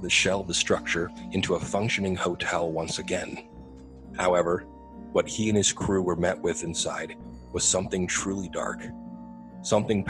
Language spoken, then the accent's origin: English; Southern Ohio, United States; now in Phoenix, United States; my hometown back out in Southern Ohio